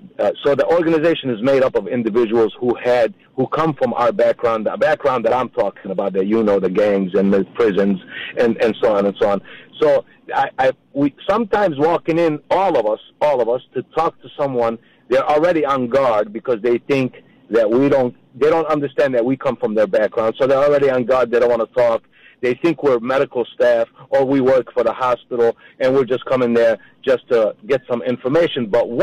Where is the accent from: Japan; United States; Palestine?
Palestine; Jerusalem; born there; since I was born in Jerusalem and I don't have a country